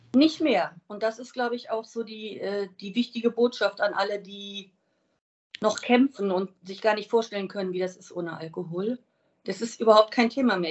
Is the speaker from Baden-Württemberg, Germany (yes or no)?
no; Wiesbaden, Hesse, Germany; ich komme aus Wiesbaden